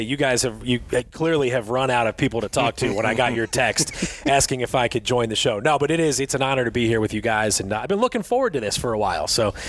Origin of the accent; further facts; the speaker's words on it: Philadelphia, Pennsylvania, United States; moved away as an adult; now in Atlanta, United States; I grew up in Philadelphia. I lived there till I was 30.